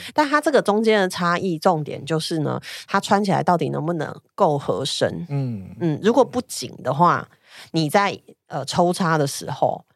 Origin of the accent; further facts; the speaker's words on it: Taiwan; 我一说我是台湾来